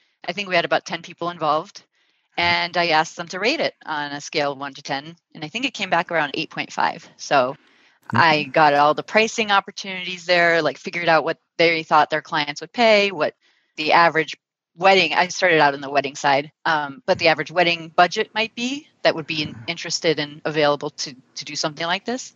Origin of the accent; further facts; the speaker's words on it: Turkey; moved away; I'm from Turkey, and in Turkey, a lot of times when you go to an event outdoors, the caterer would bring blankets or shawls.